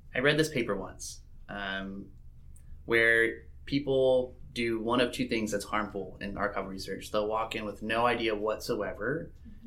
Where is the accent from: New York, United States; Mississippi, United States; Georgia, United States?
Mississippi, United States; I grew up in Mississippi